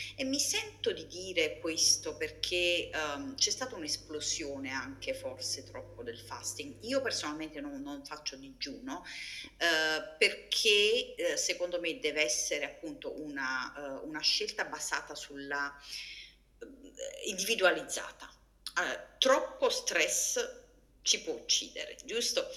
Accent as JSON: {"language": "Italian", "town": "Naples", "region": "Campania", "country": "Italy", "tie": "born or raised there", "moved": "as an adult", "said": "sono italiana, quindi ho mangiato una dieta low fat, eh, probabilmente a basso contenuto di grassi e alti contenuti di carboidrati fino all'età di 25 anni, eh, quando ero in Italia, sono nata a Napoli"}